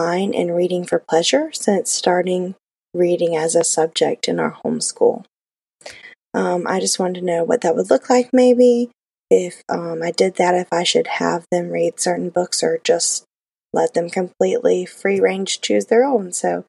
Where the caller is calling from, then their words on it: Florida, United States; from Florida